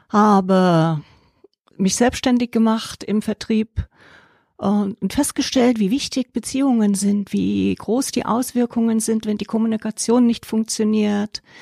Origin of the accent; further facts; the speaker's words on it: Germany; moved away as an adult; also born or lived in Allgäu; now in Enzkreis, Germany; Flucht aus der DDR kurz vor dem Mauerfall.